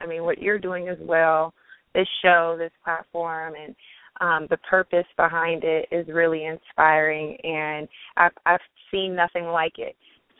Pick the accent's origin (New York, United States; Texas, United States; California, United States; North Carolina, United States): California, United States; Pasadena; I'm originally from Pasadena, California